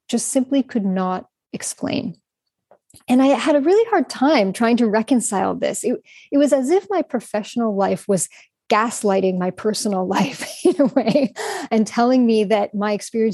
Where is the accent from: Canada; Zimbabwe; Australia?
Canada; moved away as an adult; now in Prague, Czech Republic; So I'm Canadian, but I currently live in Prague. I've lived here for around 6 years.